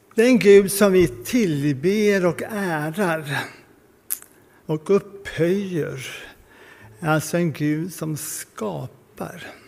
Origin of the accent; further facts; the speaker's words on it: Sweden; som svenskar